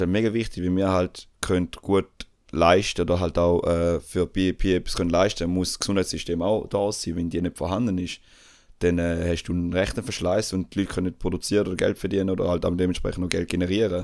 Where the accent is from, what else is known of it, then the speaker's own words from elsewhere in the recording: Switzerland; bei uns in der Schweiz